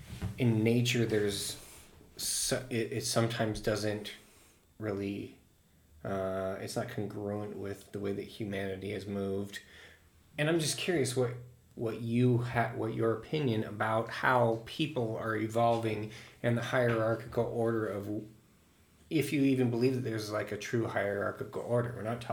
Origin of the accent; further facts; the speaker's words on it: United States; Well, and I'm American through and through.